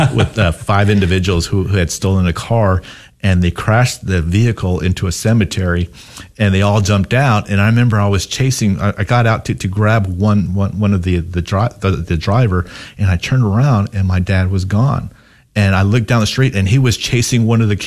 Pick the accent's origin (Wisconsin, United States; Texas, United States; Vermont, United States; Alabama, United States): Texas, United States; El Paso; moved away as an adult; now in Dallas, United States; growing up in El Paso myself